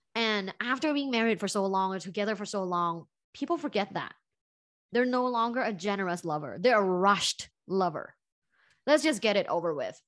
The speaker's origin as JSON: {"language": "English", "region": "Bangkok", "country": "Thailand", "moved": "yes", "said": "I'm originally from Thailand, from Bangkok, Thailand"}